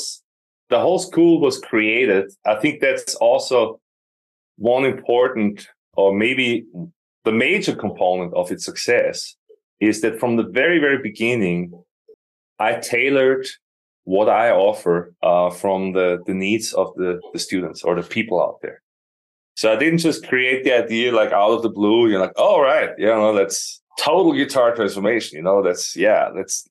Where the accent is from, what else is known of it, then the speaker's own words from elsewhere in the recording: Austria; moved away as an adult; also born or lived in Austin, Texas; now in Ankara, Turkey; I'm born in Austria, born and raised, and became a full-time musician in my early 20s